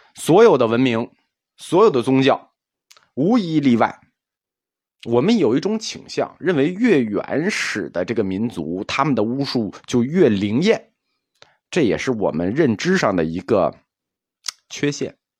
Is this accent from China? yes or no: yes; China; 我们中国人